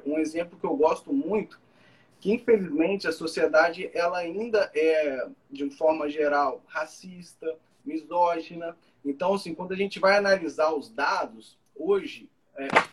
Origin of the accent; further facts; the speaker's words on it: Juiz de Fora, Minas Gerais, Brazil; moved away as an adult; now in Rio de Janeiro, Brazil; eu sou de Juiz Fora, né? Sou de Minas Gerais, que é aqui perto aqui do Rio de Janeiro, né? Já, já moro aqui no Rio já tem há tempo, uns 4, 5 anos